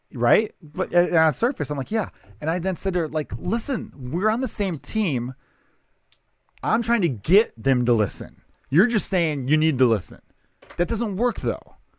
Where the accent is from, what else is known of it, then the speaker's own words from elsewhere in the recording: Chicago, Illinois, United States; growing up in Chicago